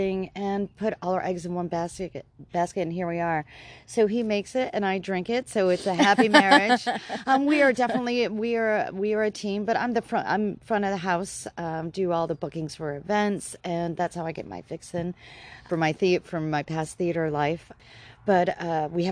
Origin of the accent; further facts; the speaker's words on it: upstate New York, United States; moved away as an adult; also born or lived in California / Berkeley, California; now in Tarlton, United States; I'm originally from upstate New York